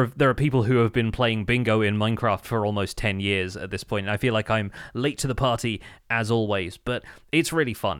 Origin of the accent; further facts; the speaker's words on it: United Kingdom; as a British person